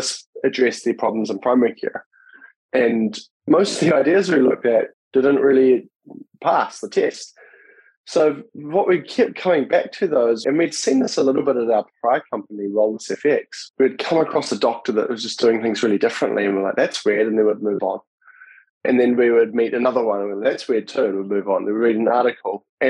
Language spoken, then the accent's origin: English; New Zealand; moved away as an adult; now in United States; I grew up in New Zealand